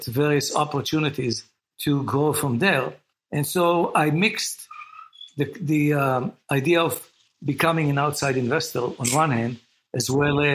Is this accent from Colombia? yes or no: no; Israel; moved away as an adult; now in United States; I was born and raised in Israel, educated in Israel, went to do the compulsory service like pretty much everyone else in Israel